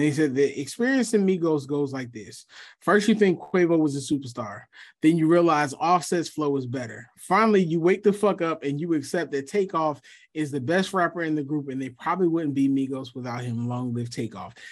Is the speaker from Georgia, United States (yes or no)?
yes; Atlanta, Georgia, United States; also born or lived in Philadelphia, Pennsylvania; I've been in Atlanta since I was, what, twelve, eleven